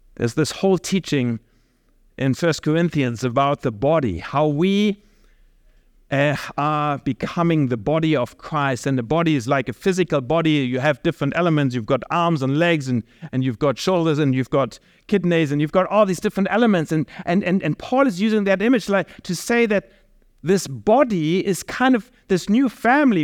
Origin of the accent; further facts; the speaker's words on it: Germany; I'm from Germany, and I can definitely say out of my culture, my context, family is not the core building block anymore within our society.